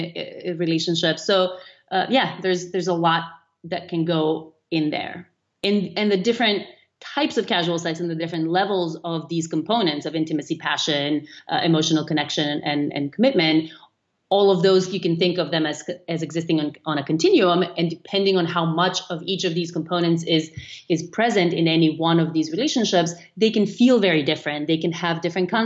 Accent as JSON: {"language": "English", "country": "North Macedonia", "tie": "born or raised there", "moved": "yes", "said": "I was growing up in Macedonia, which is a small country in the Eastern European kind of part of the world"}